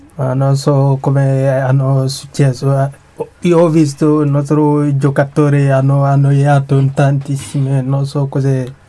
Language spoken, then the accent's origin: Italian; Kankan, Guinea; Italian is a second language; now in Italy; la regione vengo dalla Kanka